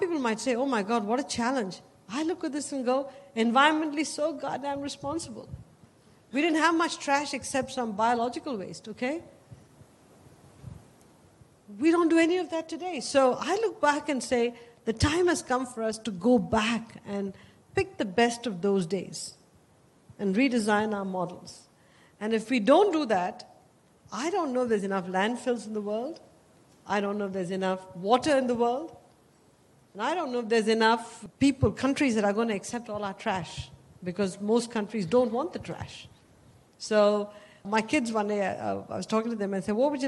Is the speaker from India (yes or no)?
yes; India; moved away as an adult; now in United States; Growing up in India, we didn't own a car, we didn't own a telephone